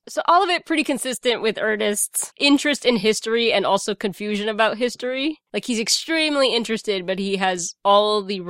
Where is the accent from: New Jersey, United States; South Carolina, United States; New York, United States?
New York, United States; New York City; I'm a New Yorker